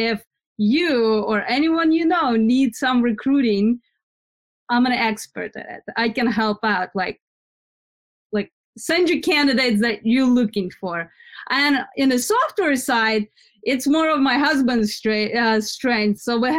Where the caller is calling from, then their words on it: New Jersey, United States; New Jersey.